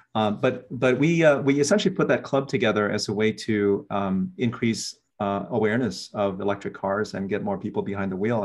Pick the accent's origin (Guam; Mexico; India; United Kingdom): Guam; also born or lived in Philippines / Germany / San Jose, California; now in Hilo, United States; born and raised in Guam